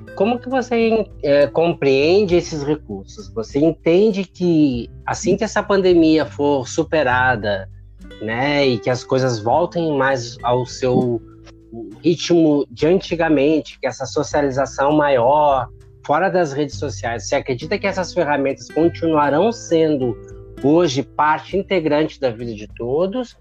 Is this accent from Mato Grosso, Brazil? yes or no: no; Porto Alegre, Rio Grande do Sul, Brazil; sou gaúcho de Porto Alegre